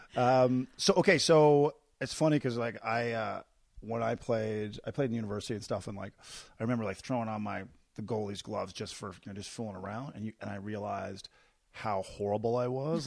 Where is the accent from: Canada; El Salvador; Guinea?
Canada; Newfoundland and Labrador; moved away; I'm from Newfoundland